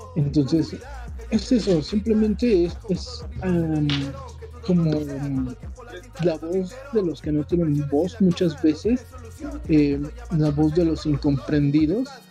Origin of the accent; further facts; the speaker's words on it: Tultepec, State of Mexico, Mexico; yo he eh, estado en algunos centros de acopio que se han montado precisamente aquí en la concha acústica de Tultepec.